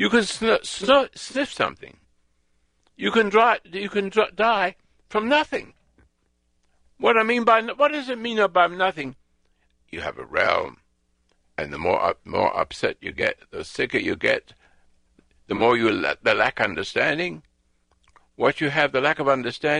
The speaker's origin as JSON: {"language": "English", "region": "England", "country": "United Kingdom", "also_born_or_lived": "Africa", "moved": "yes", "lives_now": "United States", "said": "I'm an Englishman"}